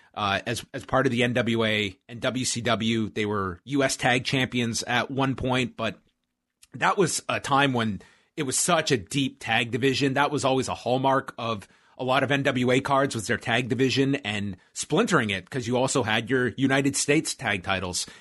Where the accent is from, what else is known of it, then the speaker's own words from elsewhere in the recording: Canada; I'm semi-detached as a Canadian, but not completely